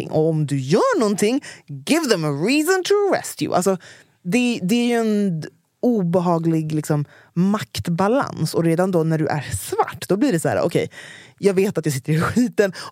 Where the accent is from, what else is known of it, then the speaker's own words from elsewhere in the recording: Norrland, Sweden; Nej, för att jag är från Norrland.